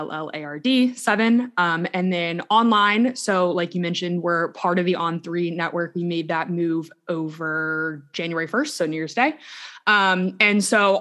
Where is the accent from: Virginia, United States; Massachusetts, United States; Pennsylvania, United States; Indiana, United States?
Virginia, United States; moved away; I'm originally from Virginia